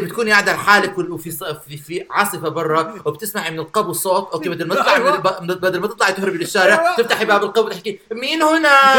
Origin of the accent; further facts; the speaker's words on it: Baghdad, Baghdad Governorate, Iraq; وانا صغير انا كبرت ببغداد